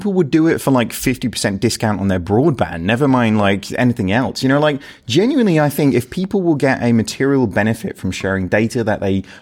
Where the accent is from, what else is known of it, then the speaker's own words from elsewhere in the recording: United Kingdom; as British people, we're pretty, you know, like reserved